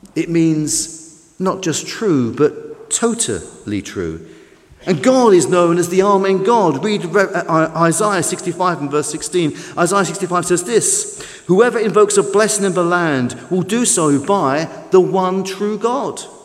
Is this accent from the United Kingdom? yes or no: yes; London, United Kingdom; I'm a Londoner.